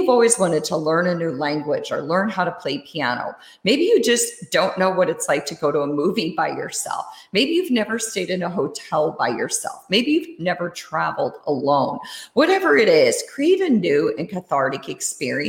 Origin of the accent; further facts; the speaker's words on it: Iowa, United States; also born or lived in Germany / Switzerland; when I was growing up, I lived in Iowa. I grew up in Iowa